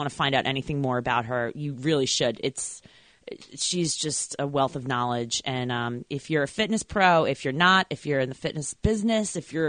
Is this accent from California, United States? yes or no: no; Long Island, New York, United States; growing up on Long Island